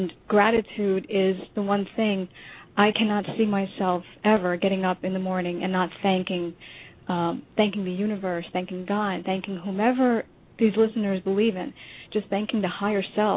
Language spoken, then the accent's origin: English; New York, United States; moved away as an adult; now in Florida, United States; the journey that he and I both had separately growing up in New York